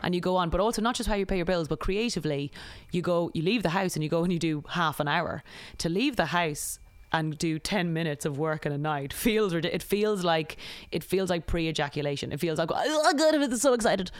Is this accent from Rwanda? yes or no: no; Ireland; moved away as an adult; also born or lived in United Kingdom; now in United States; growing up in Ireland